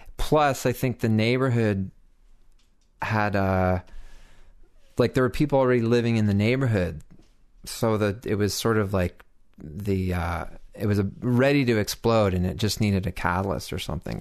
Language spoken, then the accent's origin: English; Toronto, Ontario, Canada; moved away as an adult; also born or lived in Mono, Ontario; I grew up in Toronto and had like made it from Bloor and Spadina to like Bloor and Lansdowne over the course of like 20 years